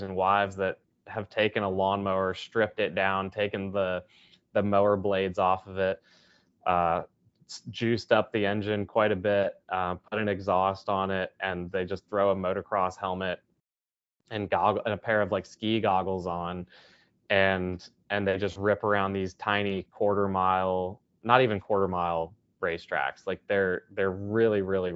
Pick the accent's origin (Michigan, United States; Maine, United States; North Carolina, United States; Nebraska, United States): North Carolina, United States; Charlotte; my hometown of Charlotte is known for NASCAR